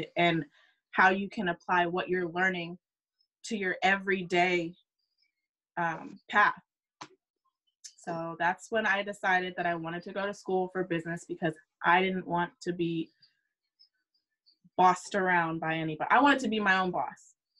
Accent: California, United States; I grew up in a predominantly white, I grew up on Travis Air Force Base.

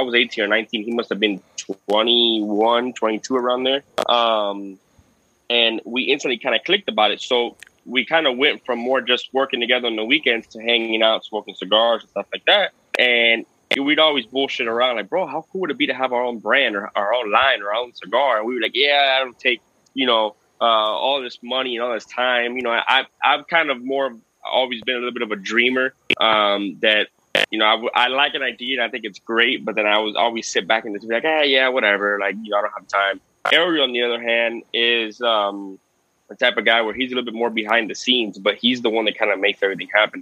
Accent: Cuba; I'm Cuban. I stick out over there like a sore thumb

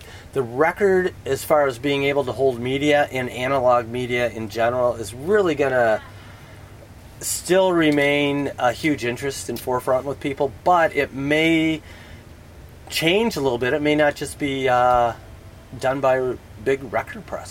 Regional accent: Michigan, Ohio, Midwest, United States; also born or lived in Toledo, Ohio; I grew up in Michigan, in Ohio

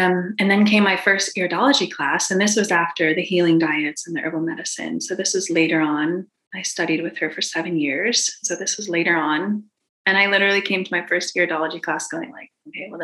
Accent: Boulder, Colorado, United States; I'm from Boulder

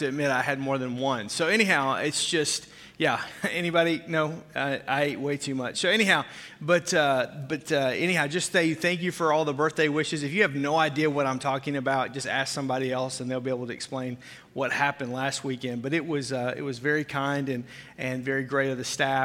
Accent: the South, United States; now in Wisconsin, United States; I didn't grow up here. I grew up in the South

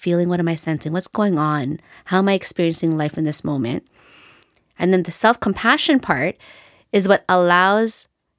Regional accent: Philippines; And then other things related to being Filipino and the fact that we were colonized by the Spanish is there is a lot of white supremacy in our culture.

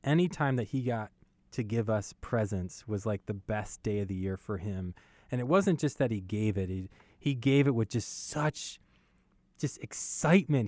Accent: New York City, New York, United States; moved away; I was born in Brooklyn and Brooklyn, New York.

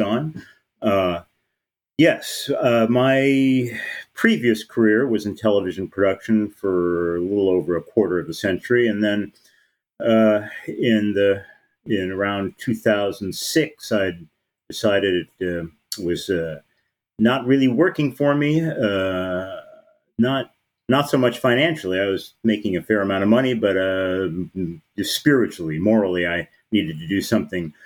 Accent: Los Angeles, California, United States; I moved back home to my hometown of Los Angeles

